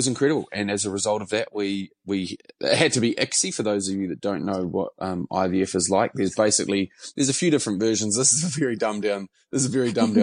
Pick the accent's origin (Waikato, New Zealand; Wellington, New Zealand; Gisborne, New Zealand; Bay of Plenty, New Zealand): Bay of Plenty, New Zealand; Mount Maunganui; now in Auckland, New Zealand; I would say that I hail from Mount Maunganui, although I've lived in Auckland for longer than I lived in Mount Maunganui